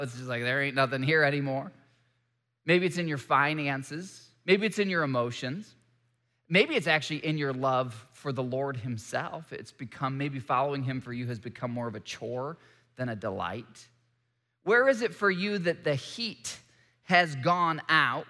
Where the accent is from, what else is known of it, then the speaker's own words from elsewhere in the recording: Michigan, United States; I grew up in Michigan